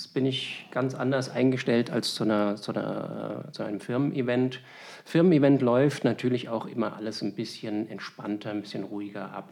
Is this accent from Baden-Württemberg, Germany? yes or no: no; Berlin, Germany; now in Wiesbaden, Germany; Ich bin ja gebürtiger Berliner